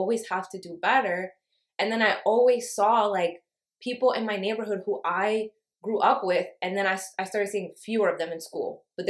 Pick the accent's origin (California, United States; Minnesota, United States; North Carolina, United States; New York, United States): New York, United States; New York City; I grew up in Harlem.